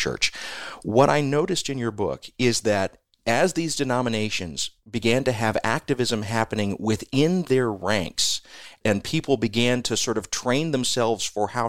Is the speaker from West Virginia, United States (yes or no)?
no; Chicago, Illinois, United States; I come from Chicago